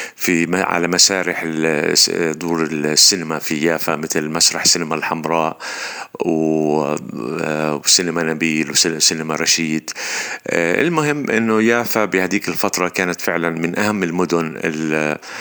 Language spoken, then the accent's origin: Arabic; Jerusalem, Palestine; أنا مخرج فلسطيني مقدسي من مواليد القدس